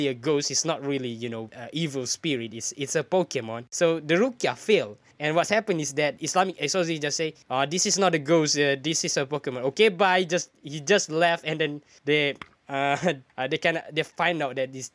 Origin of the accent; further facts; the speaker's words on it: Malaysia; as a Malaysian